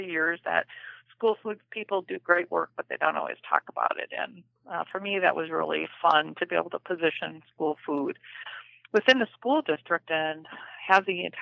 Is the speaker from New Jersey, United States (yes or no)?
no; Minnesota, United States; accent: Minnesota accent; also born or lived in Iowa; I grew up in Minnesota and went to Iowa State University